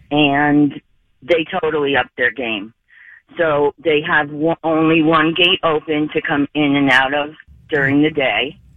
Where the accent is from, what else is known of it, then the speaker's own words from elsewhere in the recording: New York City, New York, United States; I grew up in the Bronx.